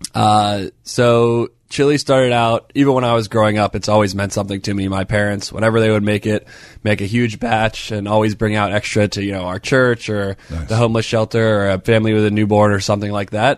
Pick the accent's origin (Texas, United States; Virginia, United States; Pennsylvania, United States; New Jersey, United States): Virginia, United States; Northern; now in Pittsburgh, United States; I'm from Northern Virginia